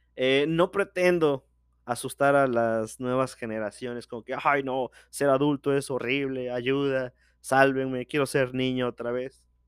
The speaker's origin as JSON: {"language": "Spanish", "country": "Mexico", "said": "soy de México"}